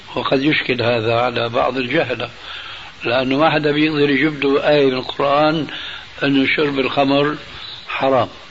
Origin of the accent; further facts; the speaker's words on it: Damascus, Damascus Governorate, Syria; أنا ربيت في دمشق